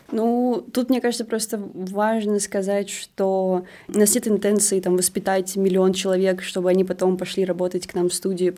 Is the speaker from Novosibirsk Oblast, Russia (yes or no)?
no; Moscow, Russia; мы просто москвичи